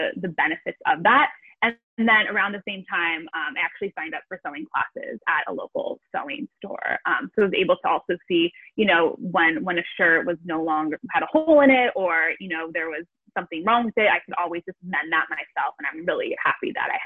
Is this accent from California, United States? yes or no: yes; Los Angeles, California, United States; moved away as an adult; now in Amsterdam, Netherlands; I'm originally from Los Angeles, California